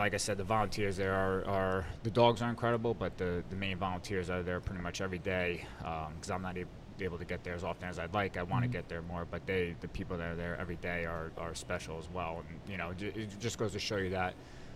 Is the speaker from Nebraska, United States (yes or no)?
no; New Jersey, United States; growing up in New Jersey